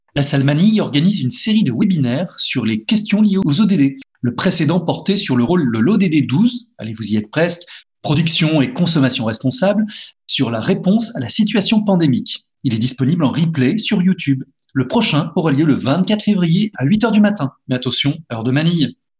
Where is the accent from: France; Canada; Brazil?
France; chez nous en France